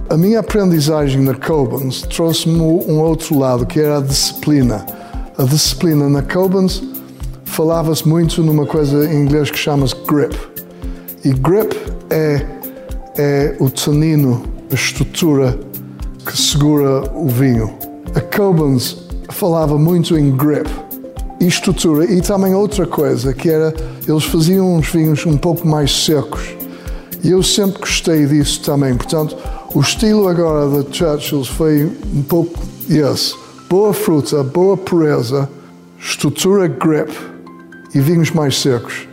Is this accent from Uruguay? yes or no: no; Porto, Norte, Portugal; Eu, eu nasci cá, cá no Porto